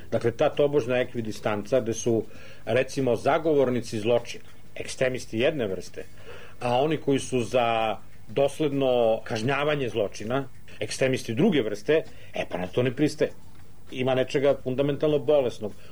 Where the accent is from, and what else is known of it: Serbia